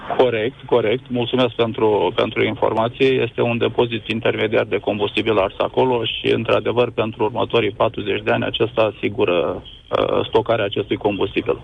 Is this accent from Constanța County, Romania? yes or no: yes; Cernavodă, Constanța County, Romania; sunt din Cernavodă, trăiesc cu familia aici